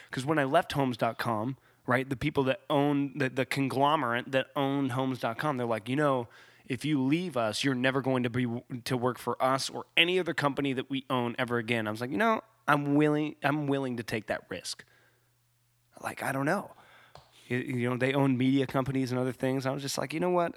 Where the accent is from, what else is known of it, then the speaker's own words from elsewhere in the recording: Ramona, California, United States; in Ramona, in my hometown, it got hot